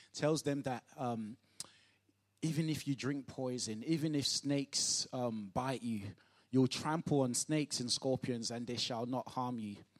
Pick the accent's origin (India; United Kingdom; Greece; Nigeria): Nigeria; moved away; growing up in Nigeria